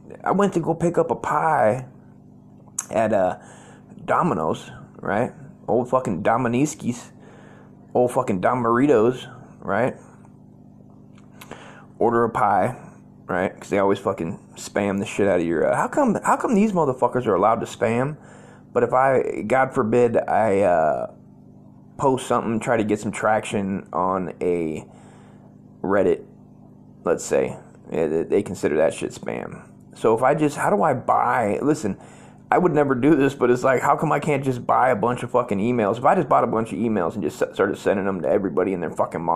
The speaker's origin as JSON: {"language": "English", "town": "Las Vegas", "region": "Nevada", "country": "United States", "tie": "born or raised there", "said": "I was born in Vegas"}